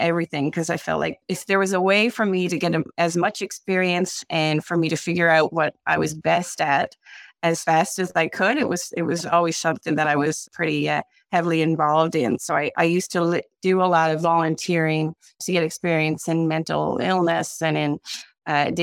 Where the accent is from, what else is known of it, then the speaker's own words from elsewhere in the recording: St. John's, Newfoundland and Labrador, Canada; I grew up in the East End, St. John's